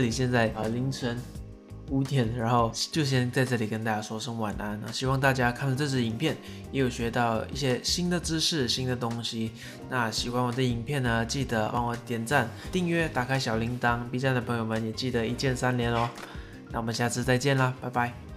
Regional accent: Tainan, Taiwan; 我的家乡叫丹南

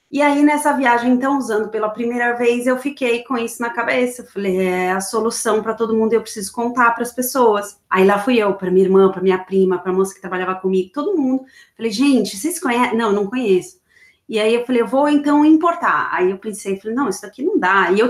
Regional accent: São Paulo, Brazil; now in Florida, United States; Eu, eu sou de São Paulo, morei a vida inteira em São Paulo.

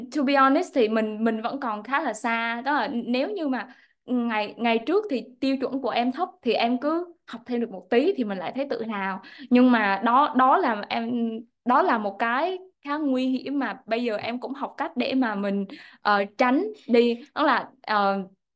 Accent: Da Nang, Vietnam; moved away as an adult; gốc ở Đà Nẵng em đến từ vùng nông thôn

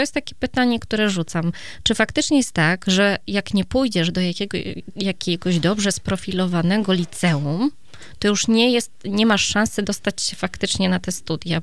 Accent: Iława, Warmian-Masurian Voivodeship, Poland; u mnie w Iławie akurat, tak, to małe miasto

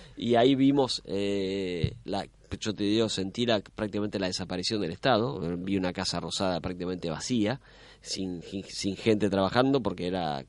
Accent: La Plata, Buenos Aires Province, Argentina; yo iba al Colegio Nacional de La Plata, soy de La Plata

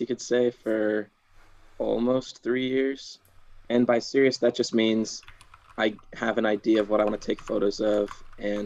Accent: Washington, United States; moved away as an adult; now in Portland, United States; I am from Washington, but currently I'm going to school in Portland for marketing.

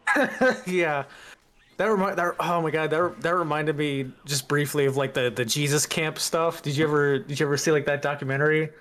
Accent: the Bible Belt, United States; I grew up mostly in the Bible Belt.

